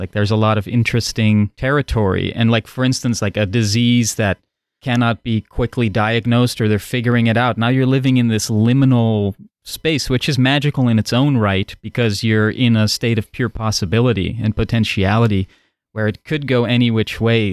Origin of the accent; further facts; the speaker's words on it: Netherlands; first language Dutch; English is a second language; moved away; growing up in the Netherlands, Dutch is my first language